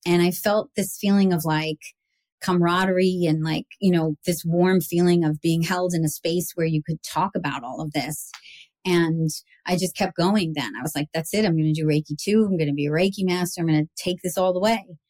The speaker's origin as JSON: {"language": "English", "region": "New York", "country": "United States", "moved": "yes", "lives_now": "Montclair, United States", "said": "I was like this New Yorker"}